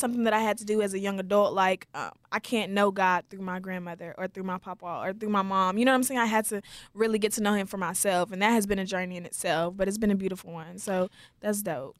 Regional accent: Wichita Falls, Texas, United States; I was born and raised in Wichita Falls, Texas

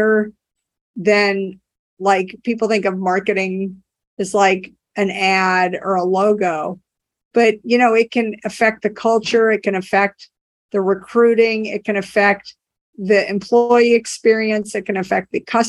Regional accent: New Orleans, Louisiana, United States; now in Cambridge, United States; I grew up in New Orleans and we worked with a company down there before Katrina

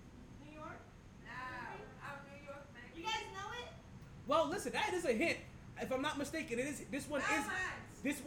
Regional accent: New York City, New York, United States; am I from Brooklyn

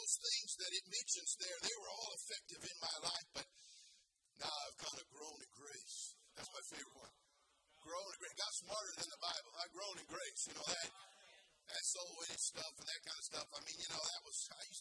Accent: California, United States; a hippie from the 60s, born and raised in California, public school system

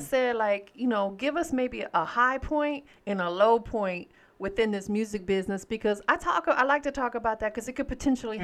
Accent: Tampa, Florida, United States; now in Atlanta, United States; I'm from Tampa, Florida. That's why everybody called me Tampa, but I'm out here in the A now

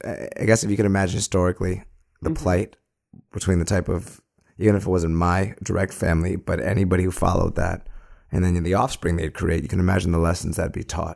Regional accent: Brooklyn, New York, United States; I grew up in Brooklyn. I'm an Army brat. My father was stationed on Fort Hamilton, and I lived in military housing, first in Manhattan Beach.

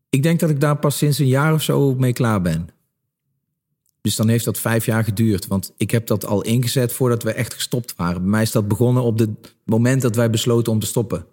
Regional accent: Limburg, Netherlands; En ik kom uit Limburg, ik kom uit een, eh, eh, nou ja, een klein dorp

